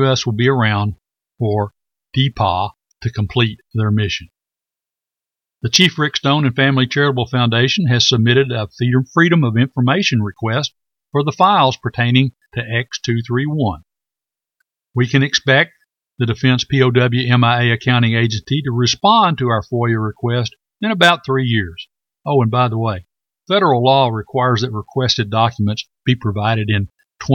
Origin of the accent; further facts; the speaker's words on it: Corsicana, Texas, United States; my hometown of Corsicana, Texas